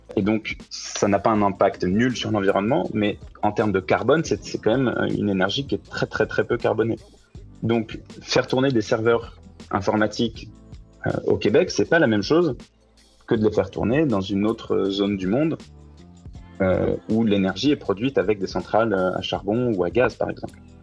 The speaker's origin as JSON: {"language": "French", "country": "France", "moved": "as an adult", "lives_now": "Montreal, Canada", "said": "je suis français, j'ai fait mes études en France et je suis venu au Canada en janvier 2019"}